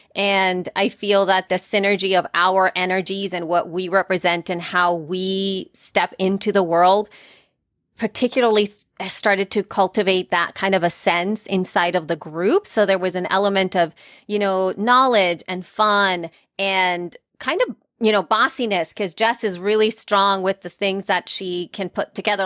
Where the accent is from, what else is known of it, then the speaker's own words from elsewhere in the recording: El Salvador; moved away; I am from El Salvador, Central America, and I'm an immigrant